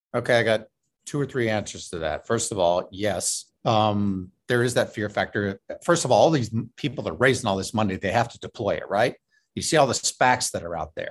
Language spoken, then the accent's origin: English; Indianapolis, Indiana, United States; moved away; also born or lived in New York; I'm originally from Indianapolis, which is in the Midwest